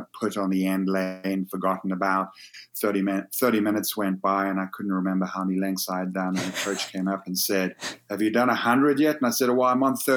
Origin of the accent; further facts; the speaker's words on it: South Africa; moved away as an adult; also born or lived in United Kingdom; I grew up in South Africa